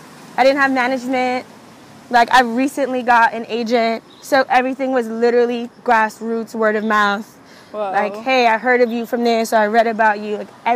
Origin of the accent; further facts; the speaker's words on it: Brooklyn, New York, United States; because growing up in Brooklyn, that's what I grew up on.